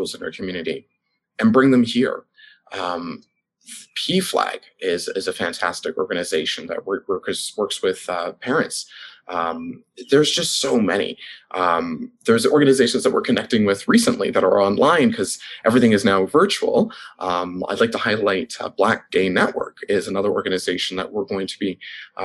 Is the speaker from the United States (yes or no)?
no; Toronto, Ontario, Canada; now in London, Canada; I'm from Toronto.